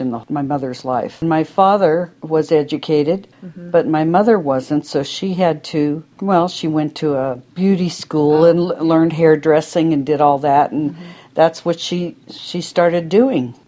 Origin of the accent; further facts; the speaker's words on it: Pennsylvania, United States; I am 68 years old and I grew up in Pennsylvania